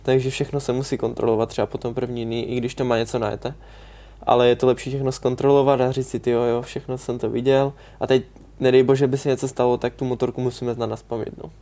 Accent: Czechia; jsme Češi

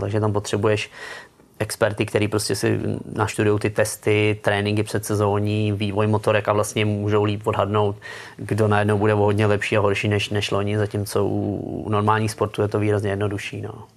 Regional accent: Czechia; moved away as an adult; also born or lived in Germany / Gibraltar; když jsem odcházel z Česka

